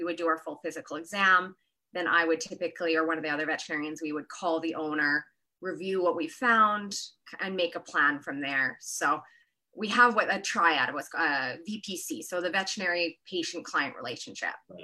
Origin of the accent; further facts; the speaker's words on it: Kelowna, British Columbia, Canada; moved away as an adult; also born or lived in Edinburgh, Scotland / California; I'm originally from Kelowna